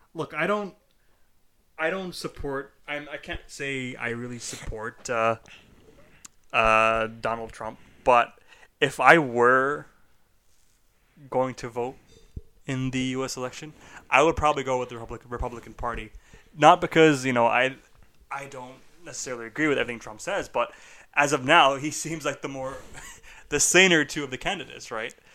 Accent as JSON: {"language": "English", "country": "Canada", "said": "we are Canadian"}